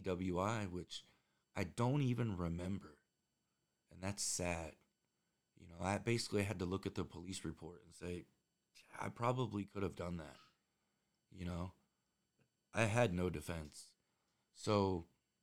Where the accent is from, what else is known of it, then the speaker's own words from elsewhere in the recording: Indiana, United States; I grew up in Indiana